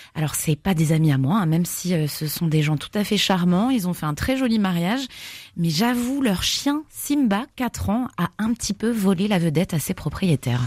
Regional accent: Grenoble, Auvergne-Rhône-Alpes, France; chez nous à Grenoble

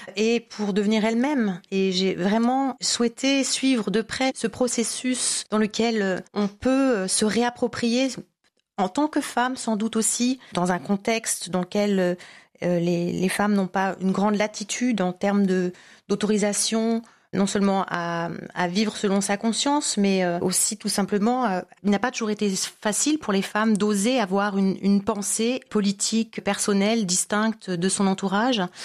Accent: France; moved away; also born or lived in Tunisia; en tant que française

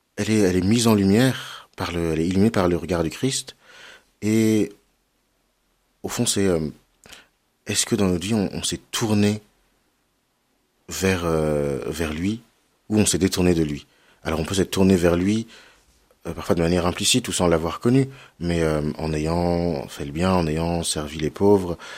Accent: Cholet, Pays de la Loire, France; J'ai grandi à Cholet.

